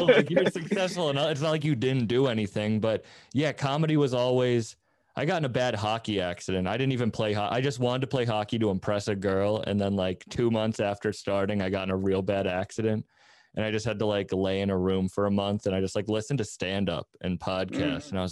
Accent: Massachusetts, United States; I'm from Massachusetts. I live outside of Boston

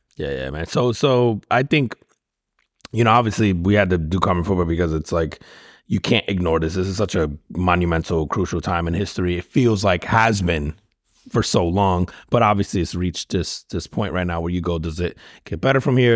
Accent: United States; as an American

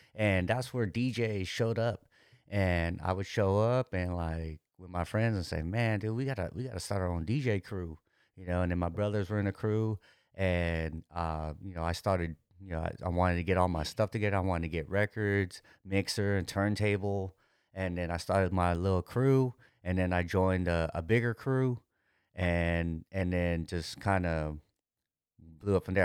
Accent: San Francisco, California, United States; also born or lived in Daly City; born and raised in, uh, San Francisco Daly City

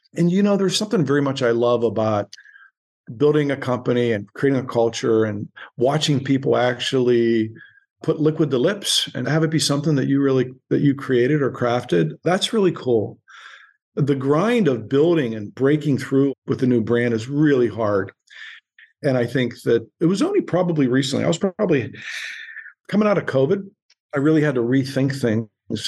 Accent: Boardman, Ohio, United States; moved away as an adult; also born or lived in Homestead, Pittsburgh, Pennsylvania / New York City; now in Ojai, United States; boardman ohio which is a suburb of youngstown ohio real mm-hmm. blue collar kind of roots

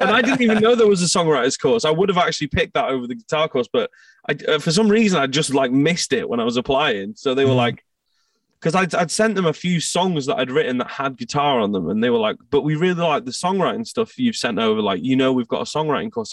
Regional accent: outskirts of Manchester, North West England, United Kingdom; also born or lived in Scotland; I moved uh, to the outskirts of Manchester uh, when I was like three years old. My parents moved, so I kind of grew up in England.

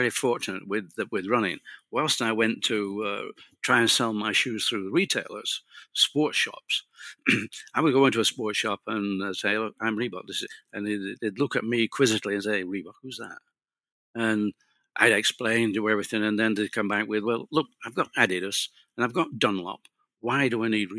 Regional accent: United Kingdom; being British and speaking English

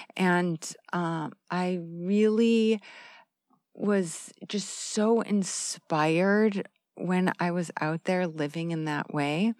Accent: Arizona, United States; moved away as an adult; I'm from the United States

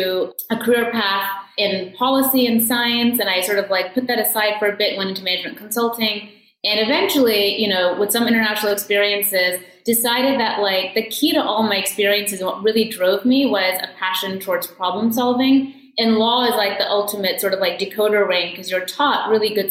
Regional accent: Maryland, United States; I grew up in Maryland

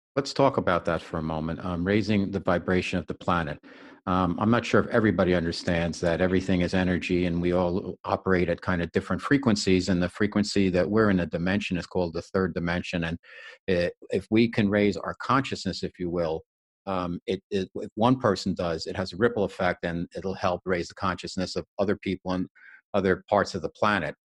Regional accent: New Jersey, United States; New Jersey based, my home state

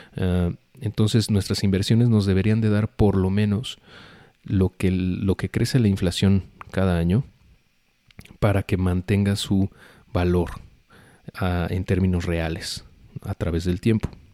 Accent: Mexico; como mexicanos

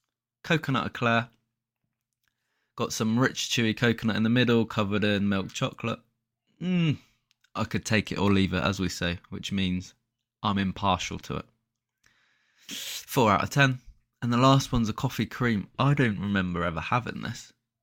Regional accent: Halifax, Yorkshire and the Humber, United Kingdom; born there; So that was where I was born. So I was born in Halifax. Didn't live there long, mind you, but nice little point there.

